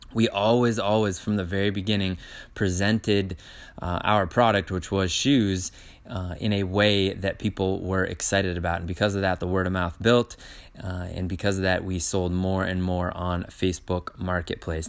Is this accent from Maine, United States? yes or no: yes; Maine, United States; we are from Maine, which is in the United States